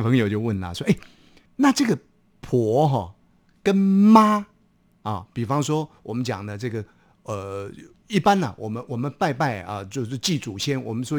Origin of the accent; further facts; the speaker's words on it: Taiwan; accent: Minnan; first language Minnan; 孔子在闽南话，我们的家乡话里面，我们都加上一个公